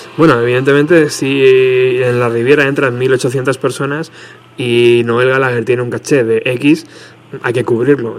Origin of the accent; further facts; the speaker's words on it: Spain; somos, tío, los españoles